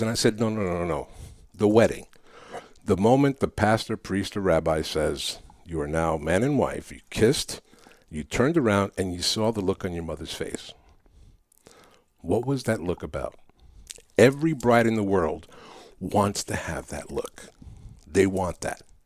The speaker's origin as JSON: {"language": "English", "town": "New York City", "region": "New York", "country": "United States", "tie": "born or raised there", "first_language": "Spanish", "second_language": "English", "said": "I grew up in New York City"}